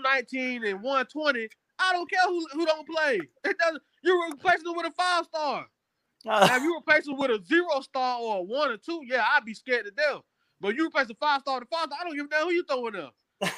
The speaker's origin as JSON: {"language": "English", "town": "Columbus", "region": "Georgia", "country": "United States", "said": "I'm from Columbus, Georgia. I'm on the border of Alabama, direct border. Like, only thing that separates us is the bridge, is the Chattanooga River."}